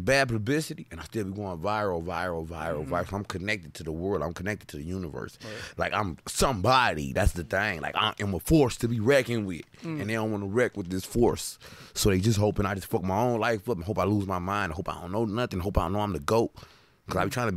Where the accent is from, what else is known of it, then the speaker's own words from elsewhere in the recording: Detroit, Michigan, United States; also born or lived in Harper Woods, Michigan; I was born in Hustle Hospital, Detroit. So, like, I spent time in Detroit